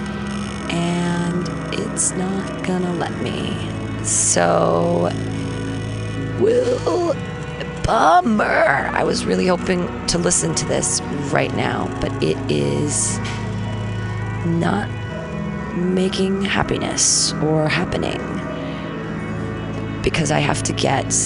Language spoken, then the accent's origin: English; Danville, California, United States; now in San Francisco, United States; I grew up in Danville with all the rich kids